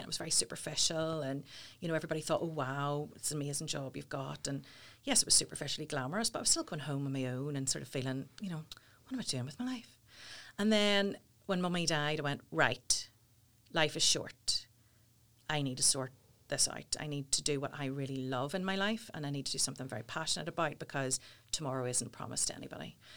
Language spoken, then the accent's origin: English; Portadown, Northern Ireland, United Kingdom; I'm from Porta Down